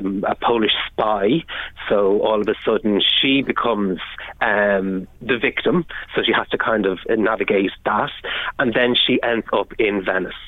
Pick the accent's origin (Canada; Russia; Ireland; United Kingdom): Ireland; Navan, County Meath; my hometown of Navan